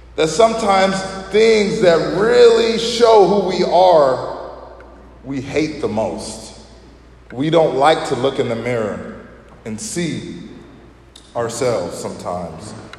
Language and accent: English; Chicago, Illinois, United States; we're from Chicago